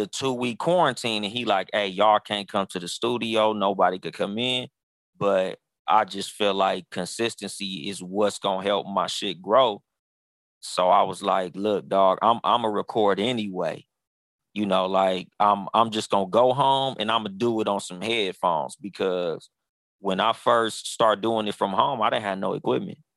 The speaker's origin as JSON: {"language": "English", "town": "Pomona", "region": "California", "country": "United States", "tie": "born or raised there", "also_born_or_lived": "Compton, California", "said": "my mom moved me out of Compton to Pomona"}